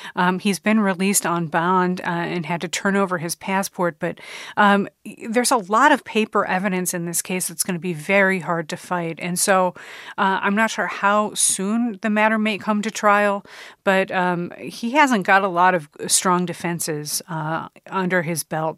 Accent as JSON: {"language": "English", "region": "Illinois", "country": "United States", "said": "I'm from Illinois"}